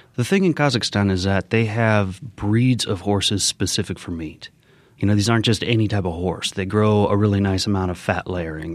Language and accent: English; Colorado Springs, Colorado, United States; also born or lived in Argentina; I grew up in Colorado Springs